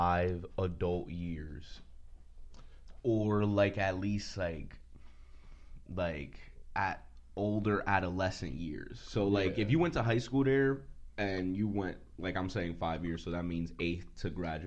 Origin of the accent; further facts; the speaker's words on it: Allentown, Pennsylvania, United States; also born or lived in New York; I am an Allentonian or whatever. I was raised here. I lived in New York till about 7-8 years old.